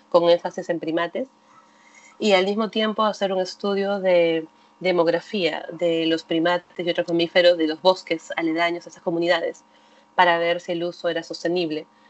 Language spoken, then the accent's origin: Spanish; Lima, Peru; yo soy de Lima, que es una ciudad grande de 10 millones de habitantes, he crecido en un espacio con muchos